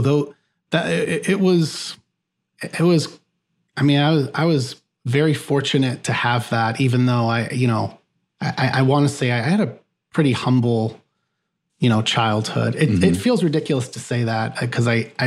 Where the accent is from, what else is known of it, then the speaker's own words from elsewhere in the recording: near Chicago, Northwest Indiana, United States; I grew up in the Midwest. So I grew up near Chicago in a Northwest Indiana region